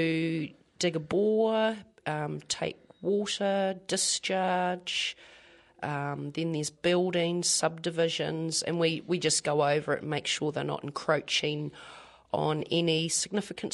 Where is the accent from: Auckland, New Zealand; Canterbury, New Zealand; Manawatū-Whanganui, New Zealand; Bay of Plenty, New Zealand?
Canterbury, New Zealand; Christchurch; I grew up in Hornby